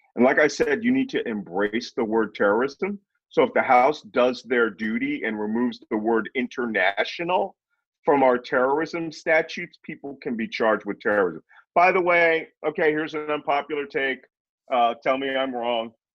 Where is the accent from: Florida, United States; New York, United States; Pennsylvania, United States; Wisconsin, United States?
Pennsylvania, United States; Philadelphia; I'm from Philadelphia